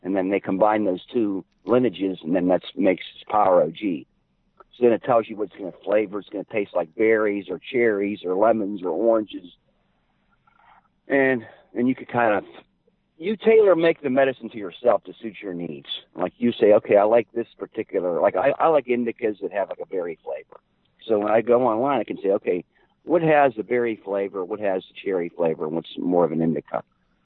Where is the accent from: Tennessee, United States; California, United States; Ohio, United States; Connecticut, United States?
Ohio, United States; we're from Ohio